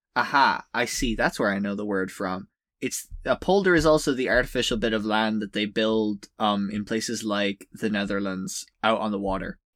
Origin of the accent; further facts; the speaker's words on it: Ireland; as an Irish person whose country has suffered